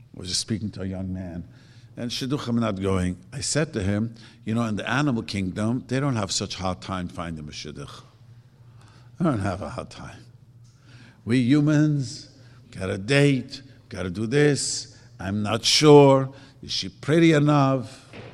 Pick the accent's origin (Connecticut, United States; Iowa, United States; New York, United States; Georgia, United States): New York, United States; New York City; also born or lived in Lakewood; now in Los Angeles, United States; I grew up in Williamsburg